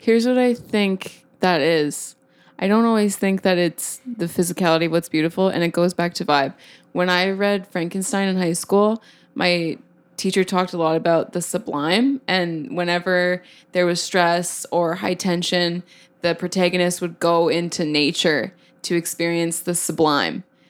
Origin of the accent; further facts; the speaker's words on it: Calgary, Alberta, Canada; also born or lived in Edmonton; I grew up in Calgary